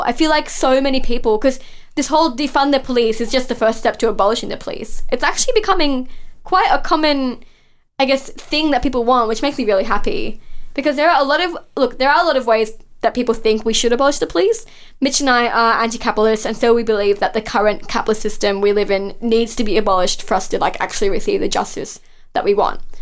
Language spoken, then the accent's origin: English; Mount Druitt, New South Wales, Australia; I grew up in that area. I grew up in Mount Druitt